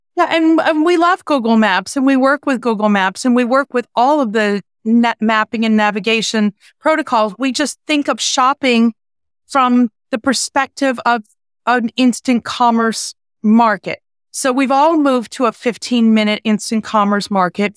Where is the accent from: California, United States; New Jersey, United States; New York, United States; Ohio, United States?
New York, United States; I'm a New Yorker